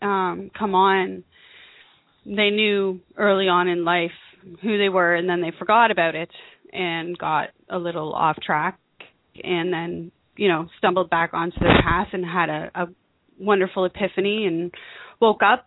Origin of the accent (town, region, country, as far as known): United States